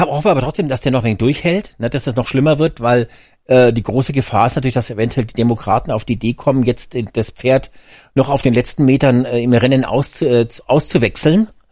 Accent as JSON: {"language": "German", "country": "Germany", "said": "bei uns in Deutschland"}